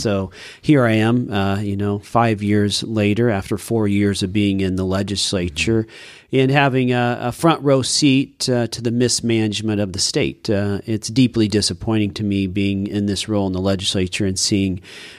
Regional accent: Roseburg, Oregon, United States; also born or lived in Baltimore; Roseburg native. My two brothers and I were born and raised in Roseburg. Three sons of a butcher and homemaker. Neither one of my parents graduated from high school.

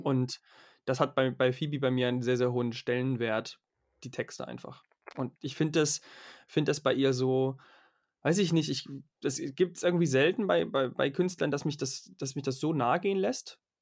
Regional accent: Germany; als Deutscher.

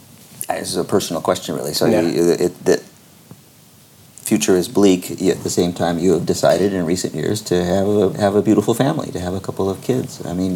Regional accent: Newport Beach, California, United States; Growing up in Newport Beach and with all my friends, and you know, everybody surfed, but I never knew a surfer who was into the … or surf music.

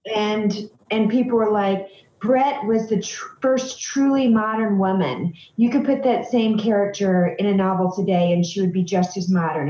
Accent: Boiling Springs, South Carolina, United States; now in Michigan, United States; when I was growing up in South Carolina, I was tan and blonde

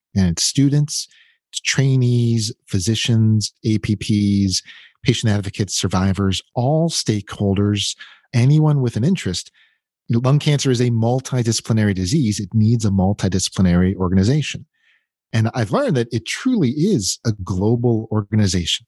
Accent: outside of Pittsburgh, Pennsylvania, United States; moved away as an adult; also born or lived in Florida / Baltimore / Philadelphia / Los Angeles; I was born in Florida. Uh, but I grew up outside of Pittsburgh

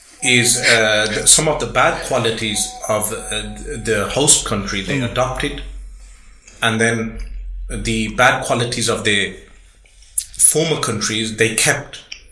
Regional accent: Birmingham, West Midlands, United Kingdom; Yes, born and raised in Birmingham.

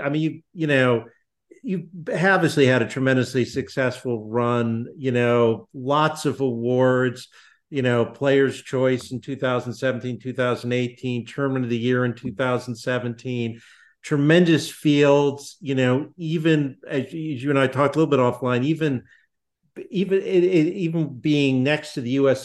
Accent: West Hartford, Connecticut, United States; I grew up in West Hartford, Connecticut

